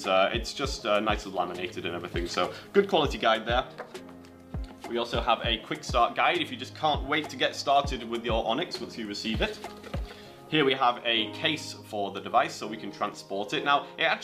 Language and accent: English; England, United Kingdom; moved away; coming from Oxcyte out of England. That's my home country.